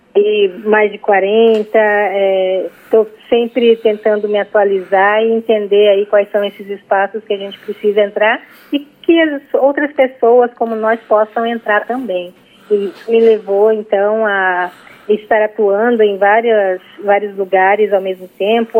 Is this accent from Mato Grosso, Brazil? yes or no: yes; Cuiabá, Mato Grosso, Brazil; Eu moro em Cuiabá e nasci em Cuiabá, mas a minha família indígena mora em Mato Grosso do Sul